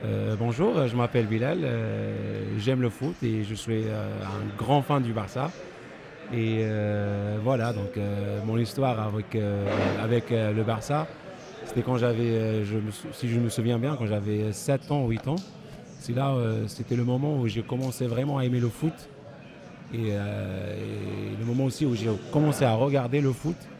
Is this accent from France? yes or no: no; Tangier, Tanger-Tetouan-Al Hoceima, Morocco; je viens de Tanger